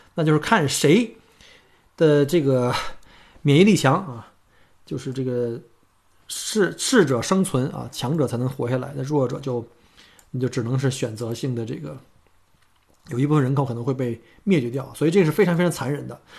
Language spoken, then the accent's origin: Chinese; China; now in Melbourne, Australia; 我们中国人，我们经历过非典